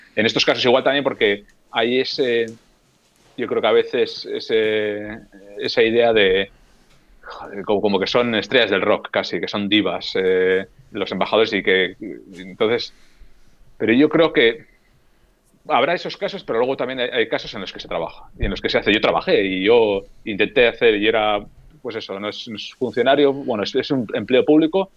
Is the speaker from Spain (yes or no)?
yes; Getxo, Basque Country, Spain; moved away as an adult; now in Helsinki, Finland; de un pueblo o de un municipio a 10 kilómetros de Bilbao que se llama Guecho